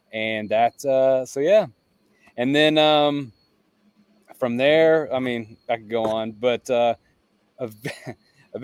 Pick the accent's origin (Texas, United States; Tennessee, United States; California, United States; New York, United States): Tennessee, United States; Nashville; I grew up in Nashville